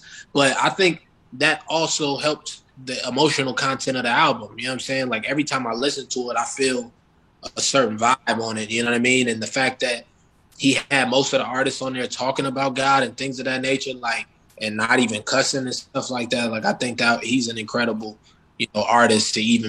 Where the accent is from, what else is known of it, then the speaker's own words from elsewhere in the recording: Minneapolis, Minnesota, United States; I'm from Minneapolis